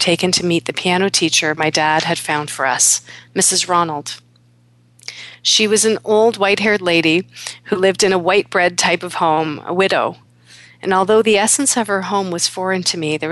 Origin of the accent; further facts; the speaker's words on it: Kingston, Ontario, Canada; also born or lived in Toronto; When I was 9 years old, we moved from Toronto to Kingston with our new family